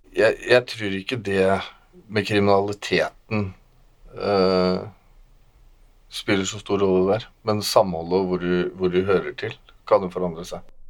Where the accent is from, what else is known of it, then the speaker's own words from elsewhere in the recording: Moss, Østfold, Norway; also born or lived in Våler; Jeg er eh, oppvokst i Våler og i Moss